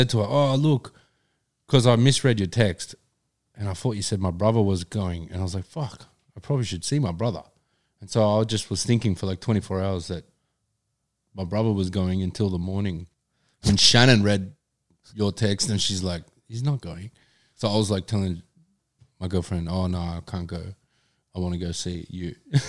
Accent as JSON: {"language": "English", "country": "Australia", "said": "Aussie as you could be on paper sort of thing, but I don't feel an affiliation with 26th of January."}